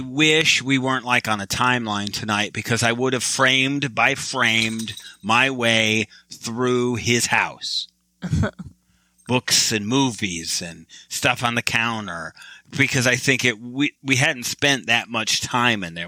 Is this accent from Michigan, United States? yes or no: yes; Michigan, United States; I'm from Michigan